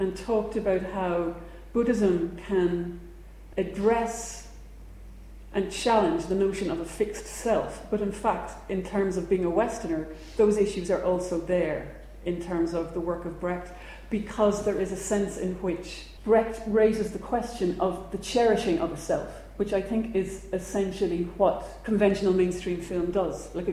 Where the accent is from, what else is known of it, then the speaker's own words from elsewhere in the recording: Ireland; growing up in Ireland